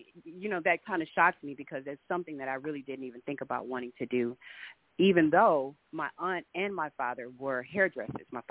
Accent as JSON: {"language": "English", "town": "Los Angeles", "region": "California", "country": "United States", "tie": "born or raised there", "also_born_or_lived": "Atlanta", "moved": "as an adult", "said": "I am originally from, well, born and raised in Los Angeles, California"}